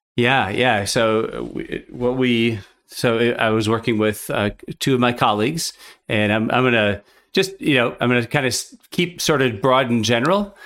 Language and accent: English; Minnesota, United States; now in Chicago, United States; I grew up in Minnesota and now I live in Chicago